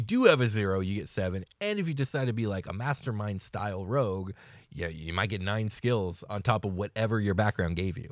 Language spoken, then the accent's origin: English; United States; we're very American in our point of view